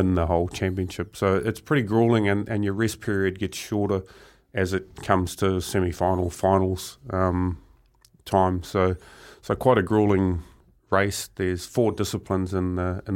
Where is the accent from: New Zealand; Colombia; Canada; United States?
New Zealand; Murupara, Bay of Plenty; growing up in Murupara. It's quite a small town, strong logging community